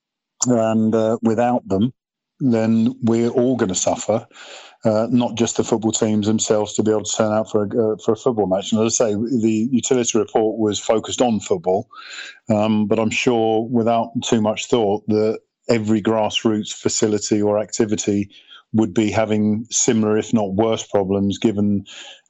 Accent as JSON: {"language": "English", "town": "Welwyn Garden City", "region": "East of England", "country": "United Kingdom", "tie": "born or raised there", "said": "My upbringing was courtesy of playing at under-10 level in Welling Garden with my mates"}